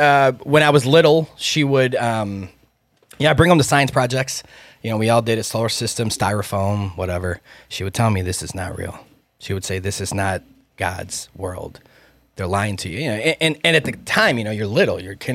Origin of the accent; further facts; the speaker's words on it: Chicago, Illinois, United States; I'm from Chicago.